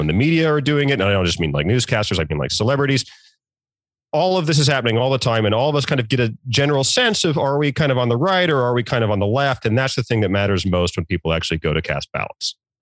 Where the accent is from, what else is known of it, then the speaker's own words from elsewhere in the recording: Norfolk, Virginia, United States; moved away; I'm from Virginia, I'm from the Norfolk area